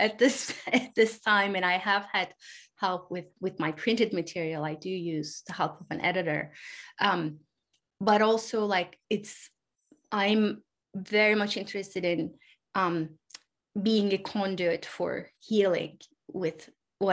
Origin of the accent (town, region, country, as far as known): Turkey; English is a second language